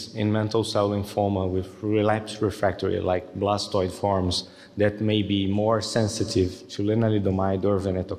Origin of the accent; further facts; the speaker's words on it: Brazil; I'm from Brazil.